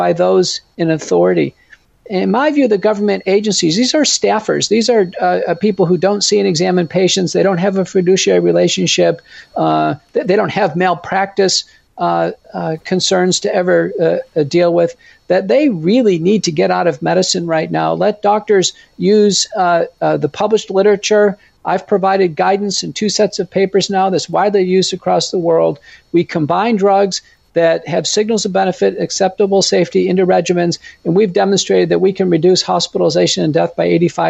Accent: United States; as an American

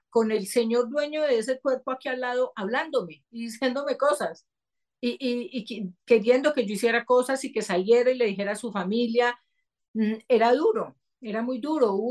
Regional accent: Seville, Andalusia, Spain; yo tengo cuadernos que me encontré de pequeña, que en Sevilla, la gente que conoce Sevilla, pues no hay tiendas esotéricas, y en esa época menos

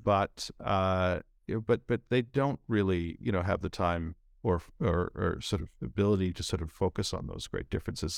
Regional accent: Canada; moved away as an adult; also born or lived in India; now in San Francisco, United States

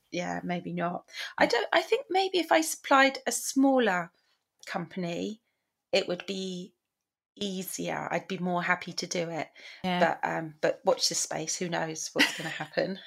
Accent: England, United Kingdom; we're english oh, we're British. we're from the United Kingdom

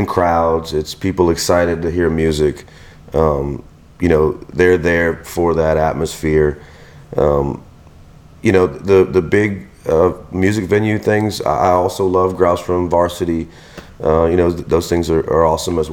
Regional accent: Venice, Louisiana, United States; now in Houma, United States; I'm from Venice, Louisiana. So people know that, you know, we're, you know, Cajuns at heart

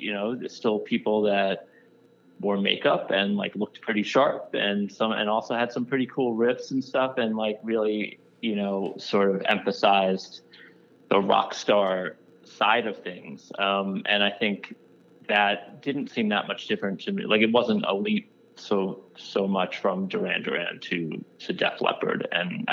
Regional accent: Long Island, New York, United States; I grew up in New York as well, but I grew up in the suburbs. I grew up on Long Island

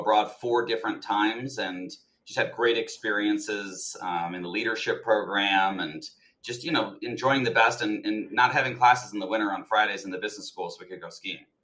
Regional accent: Colorado, United States; moved away as an adult; also born or lived in Texas; now in New York, United States; I was born in Texas, but spent most of my life in Colorado

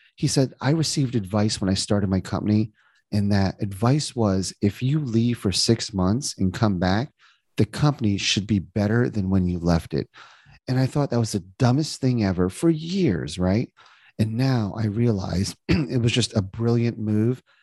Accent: New Jersey, United States; moved away as an adult; also born or lived in Indiana; now in Cincinnati, United States; I was born and raised in New Jersey

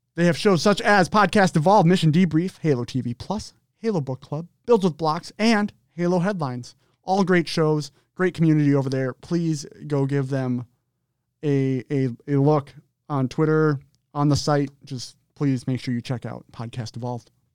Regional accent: Minnesota, United States; From Minnesota

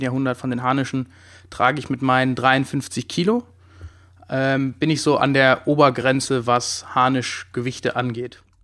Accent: Heidelberg, Baden-Württemberg, Germany; Ich komme auch aus Heidelberg

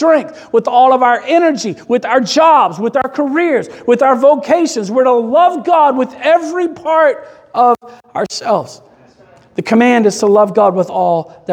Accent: Kentucky, United States; moved away; We are from Kentucky

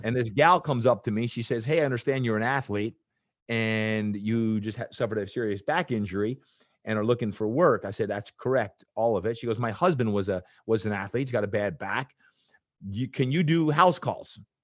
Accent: New Jersey, United States; moved away; I was growing up in Jersey

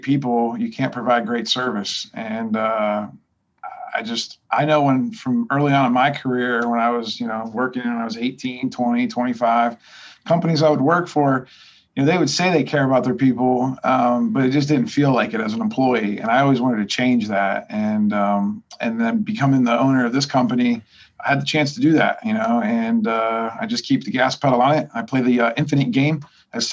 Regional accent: Ohio, United States; moved away as an adult; now in Pittsburgh, United States; I'm originally from Ohio

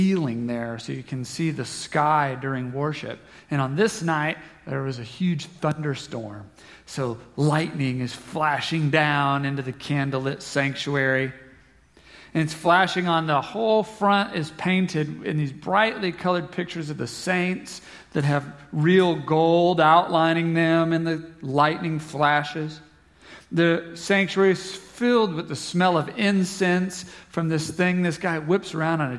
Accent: Southeast Kansas, United States; I'm from Southeast Kansas

